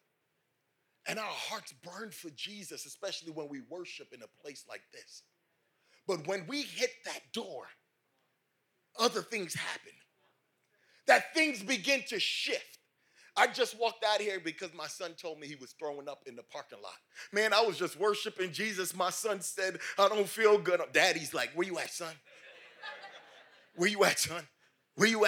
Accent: New York, United States; moved away; I'm from New York. I love New York. My family's still in this dirty place

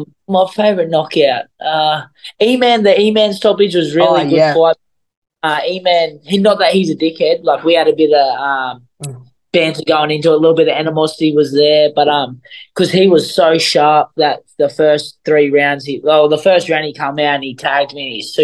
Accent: Australia; being an Aussie

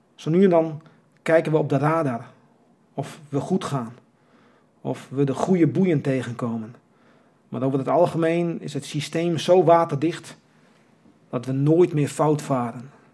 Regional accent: Kimswerd, Friesland, Netherlands; Ik ben geboren in Kimswert.

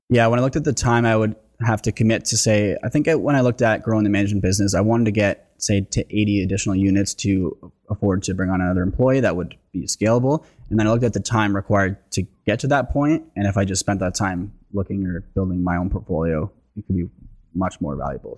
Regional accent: Lindsay, Ontario, Canada; moved away; I'm oh originally from Lindsay, so I know the area well

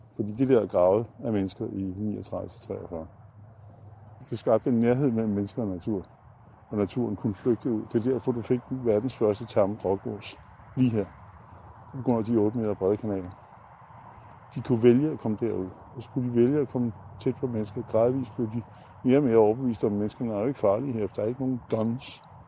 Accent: Gentofte, Capital Region of Denmark, Denmark; da jeg var barn i Gentofte Sø

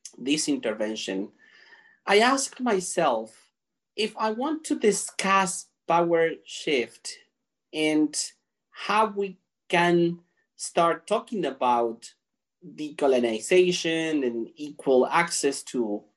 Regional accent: Argentina; now in Canada; I was born and raised in Argentina, currently living in Canada

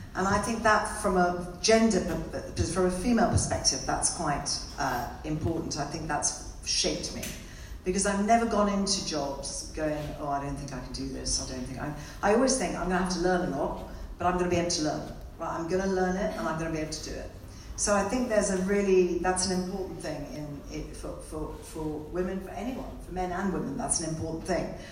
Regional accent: India; moved away; I was born and brought up in India.

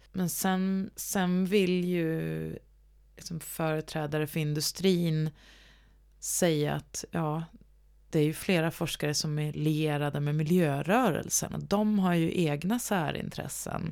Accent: Gävle, Gävleborg County, Sweden; moved away; also born or lived in Stockholm; läste nationalekonomi i, på högskolan i Gävle där jag kommer ifrån

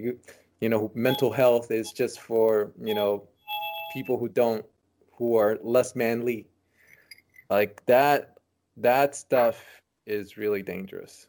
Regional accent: San Francisco, California, United States; born or raised there; also born or lived in Nicaragua

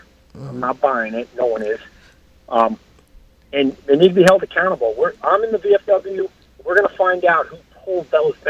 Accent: New York, United States; from Long Island.

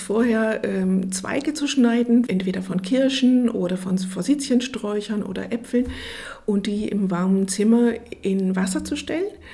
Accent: Ruhr area, North Rhine-Westphalia, Germany; now in Aschaffenburg, Germany; ich komme aus dem Ruhrgebiet

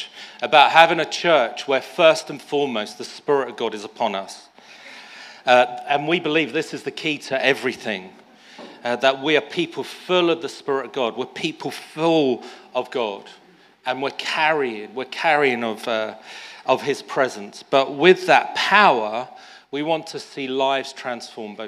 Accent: London, United Kingdom; also born or lived in South Africa / Epsom, Surrey; I was born in South Africa, and then when I was 4 or 5, my mum and I moved to Tooting, just down the road, and I went to school in Tooting and then in Balham before moving just down the A3 to Epsom.

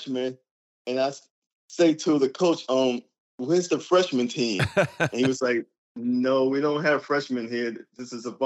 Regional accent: New York City, New York, United States; growing up in the Bronx

